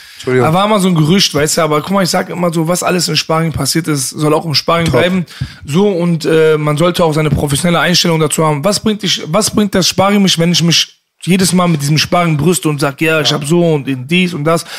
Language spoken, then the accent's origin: German; Bochum, North Rhine-Westphalia, Germany; also born or lived in Leverkusen; ich bin in Leverkusen geboren mhm. ne, und im Alter von vier sind wir dann nach Bochum gezogen